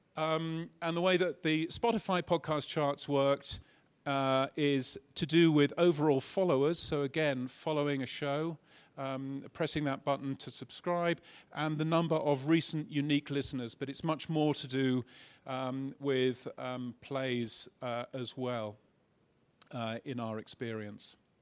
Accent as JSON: {"language": "English", "country": "United Kingdom", "moved": "yes", "lives_now": "Australia", "said": "as you can tell from my silly accent, I'm a British person."}